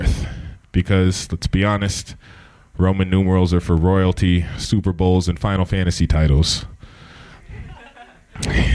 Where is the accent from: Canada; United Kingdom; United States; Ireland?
United States; Santa Cruz, California; Santa Cruz